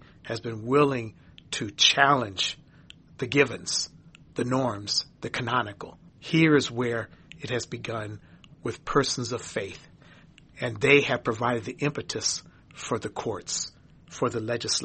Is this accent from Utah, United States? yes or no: no; St. Paul, Minnesota, United States; Growing up in St. Paul, Minnesota, in a lily white community